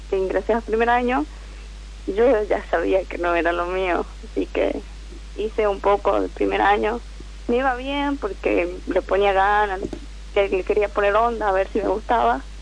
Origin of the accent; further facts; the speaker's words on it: Catamarca, Argentina; also born or lived in Córdoba; Estudié en Córdoba porque yo soy de Catamarca y como acá no había psicología me fui a Córdoba.